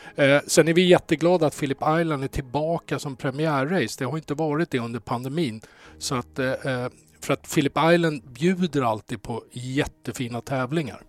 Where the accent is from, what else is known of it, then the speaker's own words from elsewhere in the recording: Stockholm, Stockholm County, Sweden; ursprungligen Söderkis